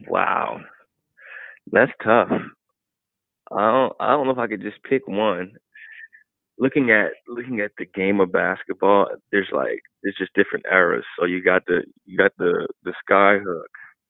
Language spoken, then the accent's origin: English; Ohio, United States; like, I'm from Ohio, but what's the go-to?